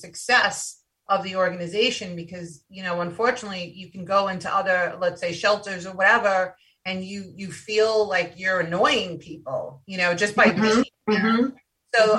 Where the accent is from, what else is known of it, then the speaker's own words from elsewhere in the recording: New York, United States; I'm from New York